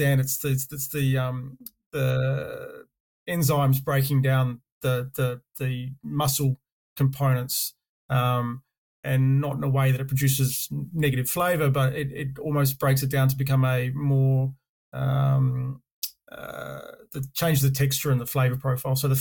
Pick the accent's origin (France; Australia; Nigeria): Australia; Karratha, Western Australia; moved away as an adult; also born or lived in Dampier, Australia / Perth, Australia; now in New Zealand; I'm actually Australian. Originally, I say I was born and raised in the northwest of Western Australia. Born in Dampier, grew up in Karratha, and then moved down to Perth when I was in my older years.